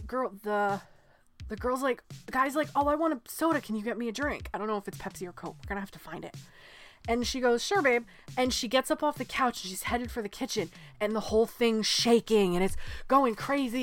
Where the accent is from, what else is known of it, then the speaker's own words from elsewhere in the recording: New England, United States; We're from New England